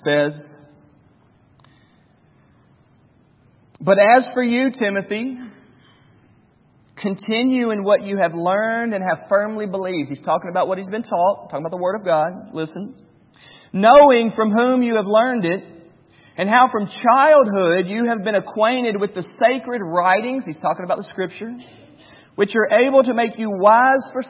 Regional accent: Charlotte, North Carolina, United States; When I was a kid growing up in Charlotte, North Carolina, my grandparents had season tickets to the Charlotte Hornets

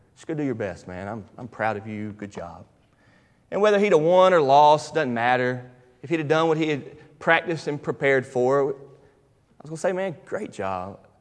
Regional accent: United States; I'm American and I'm a Fairdelian

